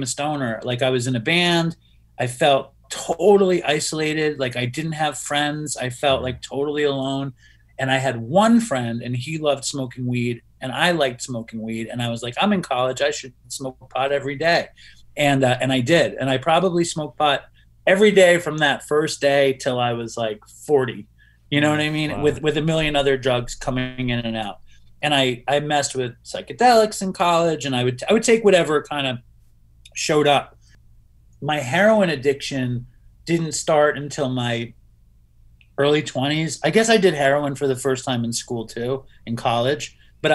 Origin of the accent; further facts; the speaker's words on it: New York City, New York, United States; I grew up in Manhattan